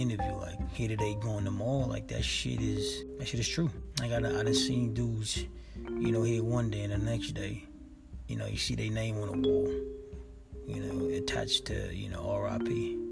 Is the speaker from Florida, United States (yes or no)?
no; Los Angeles, California, United States; I was raised in South Central